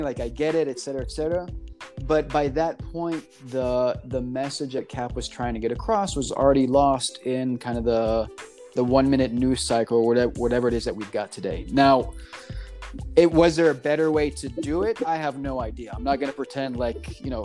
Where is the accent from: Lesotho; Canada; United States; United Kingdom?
United States; Texas; moved away as an adult; also born or lived in New York; now in California, United States; growing up in Texas